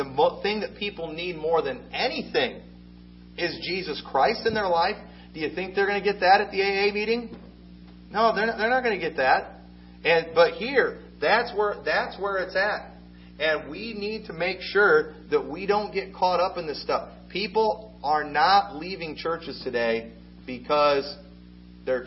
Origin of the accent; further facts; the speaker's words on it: United States; I'm an American